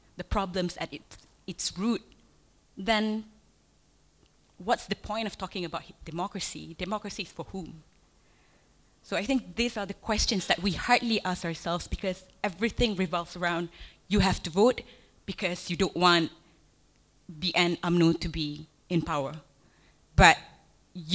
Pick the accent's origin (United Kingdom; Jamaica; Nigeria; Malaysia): Malaysia